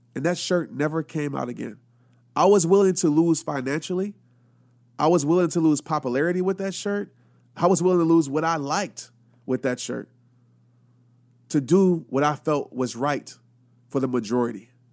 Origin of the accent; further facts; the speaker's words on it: Louisiana, United States; also born or lived in Arkansas; growing up, I lived in a city in Louisiana